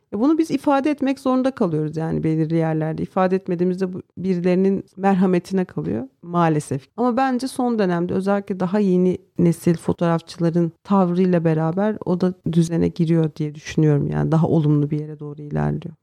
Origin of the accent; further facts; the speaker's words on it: Karaçalılık village, Manyas, Balıkesir, Turkey; Ben Karaçalık köyünde yani köyde büyüdüm. İlkokulu orada okudum.